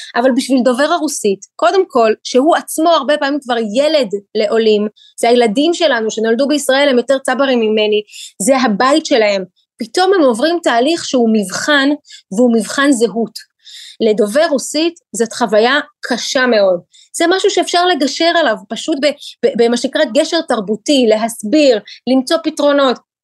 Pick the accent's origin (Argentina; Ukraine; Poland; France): Ukraine; now in Israel; ילידת אוקראינה. כשאני עליתי לארץ בשנת 91, זה היה אחרי אה, שהמדינה שבה גדלתי ונולדתי